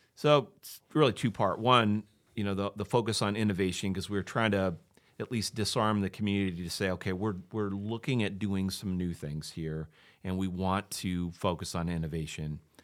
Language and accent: English; Maquoketa, Iowa, United States; moved away as an adult; also born or lived in Ohio; I'm from Macocota originally. I grew up there, went to high school